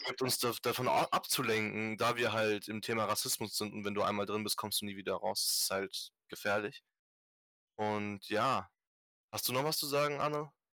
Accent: Germany; Ich bin hier geboren, ich bin hier aufgewachsen

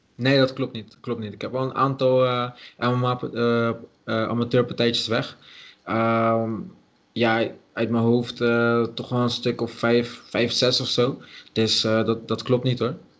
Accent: Dordrecht, South Holland, Netherlands; ik ben van oorsprong gewoon Dordtenaar. Dus ik kwam gewoon uit Dordrecht.

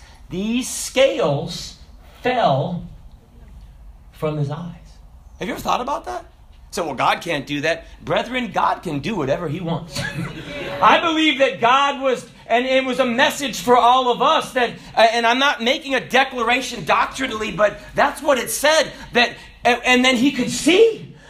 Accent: Hong Kong; also born or lived in Kenya / Russia; Because I was born in Kenya, and I grew up in Hong Kong, and I grew up in Russia, and I wouldn't understand until Brother Junor helped me out how to gut a fish.

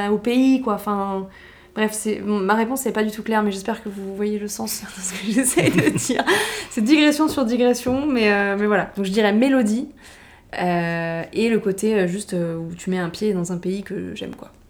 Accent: Paris, Île-de-France, France; je suis parisien.

